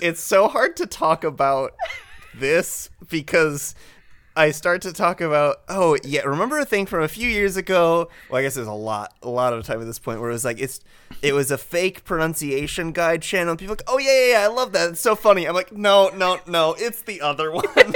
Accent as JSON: {"language": "English", "region": "West Michigan", "country": "United States", "moved": "as an adult", "lives_now": "Winnipeg, Canada", "said": "I'm from West Michigan originally"}